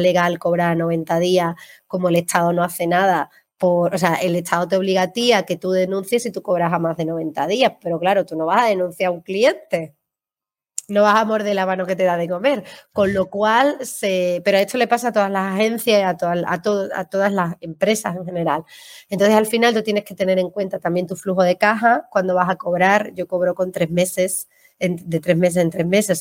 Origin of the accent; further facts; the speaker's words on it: Seville, Andalusia, Spain; now in Málaga, Spain; yo vivo en Málaga, pero soy sevillana